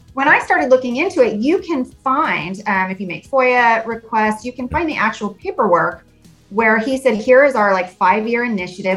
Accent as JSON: {"language": "English", "region": "Arizona", "country": "United States", "tie": "born or raised there", "said": "I grew up in Arizona"}